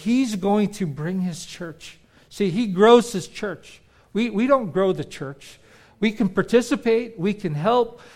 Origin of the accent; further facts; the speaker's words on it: California, United States; moved away as an adult; also born or lived in Philippines; now in Florida, United States; We grew up in California